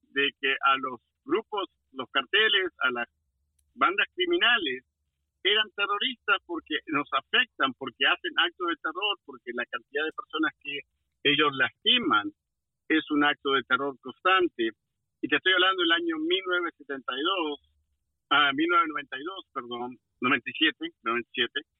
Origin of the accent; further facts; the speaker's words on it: Argentina; now in Washington, D.C., United States; en mi país Argentina